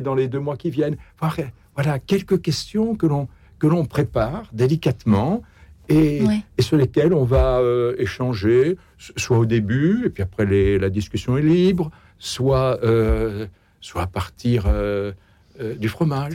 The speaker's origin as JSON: {"language": "French", "country": "France", "said": "je, crois qu'on est français"}